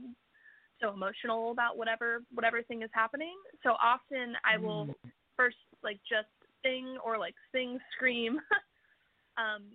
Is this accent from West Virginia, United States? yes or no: yes; West Virginia, United States; moved away; where I grew up in West Virginia